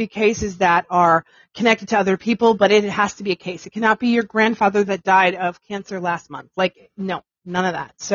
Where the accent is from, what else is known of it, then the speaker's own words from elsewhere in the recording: New York, United States; Um, okay, so I'm from New York and I hate it too.